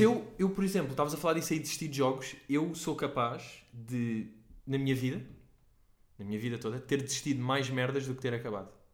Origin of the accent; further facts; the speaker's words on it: Portugal; nós os três somos portugueses